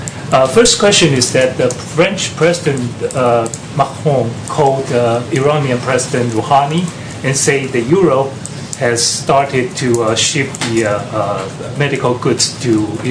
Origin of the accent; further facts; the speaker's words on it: Taiwan; I'm from Taiwan.